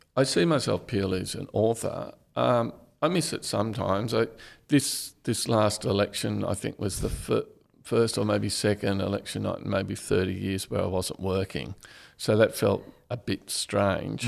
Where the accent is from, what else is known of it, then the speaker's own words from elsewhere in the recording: Canberra, Australian Capital Territory, Australia; also born or lived in Bathurst; I grew up in Canberra, so it's a kind of the definition of a boring childhood